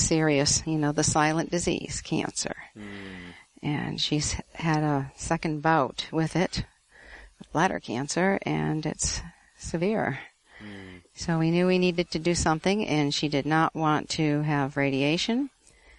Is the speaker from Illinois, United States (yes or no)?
no; Connecticut, United States; now in Florida, United States; I now live in Florida, but I grew up in Connecticut.